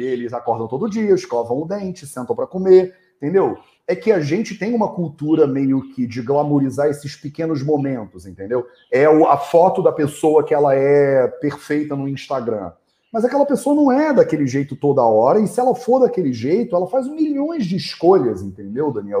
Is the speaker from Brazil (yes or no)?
yes; Rio de Janeiro, Brazil; moved away; eu cresci no Rio de Janeiro